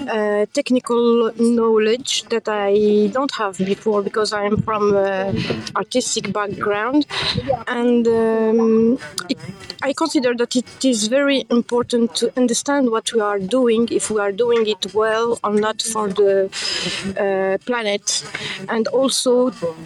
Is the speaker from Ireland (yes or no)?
no; Morocco; from Morocco